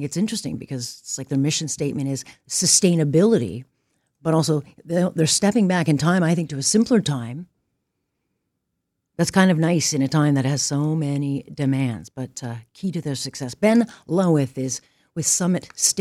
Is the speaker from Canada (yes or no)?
yes; Hamilton, Ontario, Canada; I'm from Hamilton